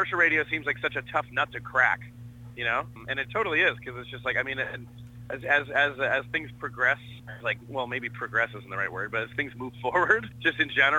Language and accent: English; Canada; being from Canada